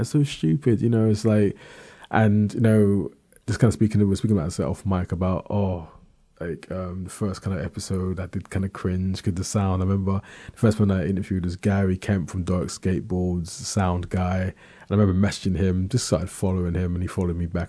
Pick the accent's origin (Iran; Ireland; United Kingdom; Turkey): United Kingdom; London; I was born in London, South East London